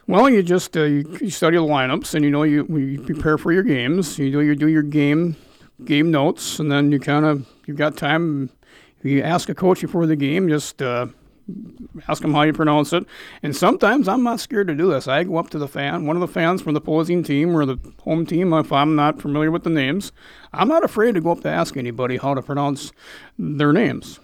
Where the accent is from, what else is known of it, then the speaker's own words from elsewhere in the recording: North Dakota, United States; moved away as an adult; I come from North Dakota, south, eastern part of the state there